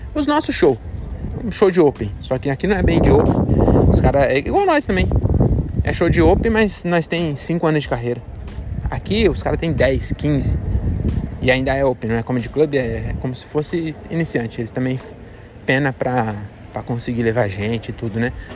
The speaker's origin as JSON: {"language": "Portuguese", "region": "São Paulo", "country": "Brazil", "also_born_or_lived": "Francisco Morato, São Paulo", "said": "a gente é de São Paulo"}